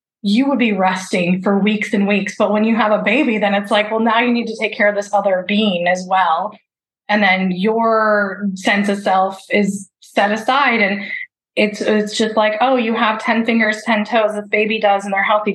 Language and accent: English; Midwest, United States; I was raised Catholic in the Midwest